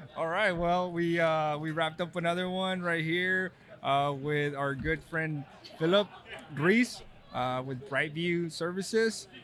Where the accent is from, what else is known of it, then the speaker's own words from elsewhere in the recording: Texas, United States; now in California, United States; I'm from Texas